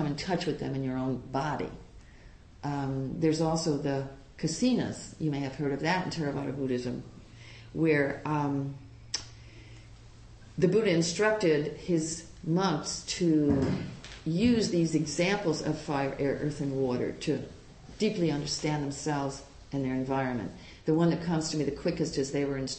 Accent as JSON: {"language": "English", "area": "Long Island", "region": "New York", "country": "United States", "tie": "born or raised there", "also_born_or_lived": "Puerto Rico / Hawaii", "moved": "yes", "lives_now": "San Francisco, United States", "said": "grew up on Long Island."}